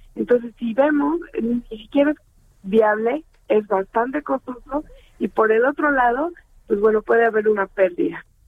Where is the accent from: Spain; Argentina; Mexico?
Mexico; mi país